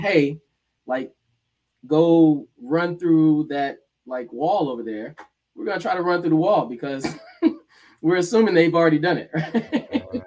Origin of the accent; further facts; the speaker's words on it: Decatur, Georgia, United States; moved away as an adult; also born or lived in Gainesville, Florida / Massachusetts / Rhode Island; now in South Florida, United States; I was born in Gainesville, Florida. Grew up in Atlanta, Georgia, Decatur, aka the Deck